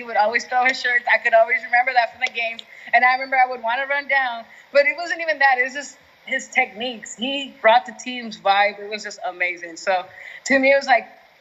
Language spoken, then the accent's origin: English; Southern California, United States; I'm from Southern California